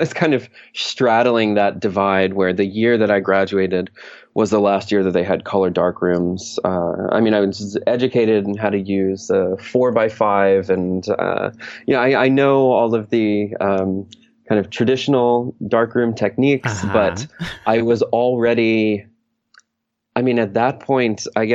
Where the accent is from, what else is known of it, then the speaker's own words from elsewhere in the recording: New York, United States; now in New York City, United States; I was born in New York State